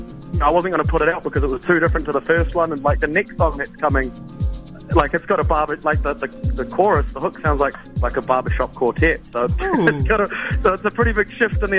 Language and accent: English; Auckland, New Zealand; I'm a rapper from West Auckland